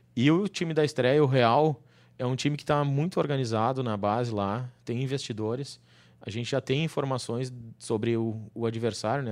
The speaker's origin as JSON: {"language": "Portuguese", "town": "Caxias do Sul", "region": "Rio Grande do Sul", "country": "Brazil", "tie": "born or raised there", "moved": "as an adult", "lives_now": "Porto Alegre, Brazil", "said": "Minha cidade natal, Caxias do Sul"}